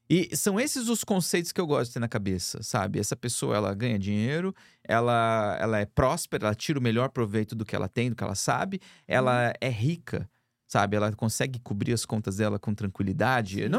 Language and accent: Portuguese; Brazil; moved away; nós somos do Brasil.